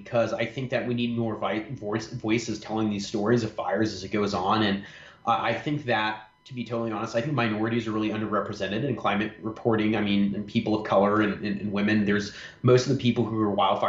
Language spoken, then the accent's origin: English; Orange County, California, United States; growing up in Orange County